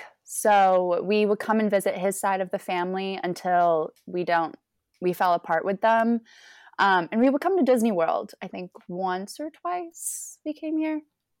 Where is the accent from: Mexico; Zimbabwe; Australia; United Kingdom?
Mexico; born there; I was born in Mexico, but I'm not a Mexican citizen, nor do I speak Spanish.